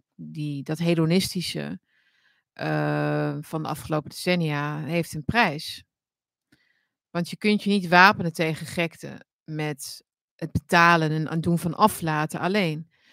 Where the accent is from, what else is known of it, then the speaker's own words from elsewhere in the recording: Netherlands; wij hebben als Nederlander